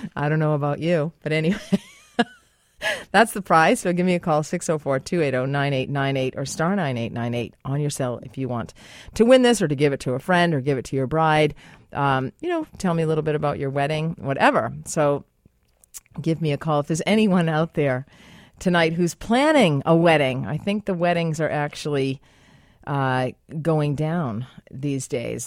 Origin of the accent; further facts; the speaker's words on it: United States; now in Canada; I'm American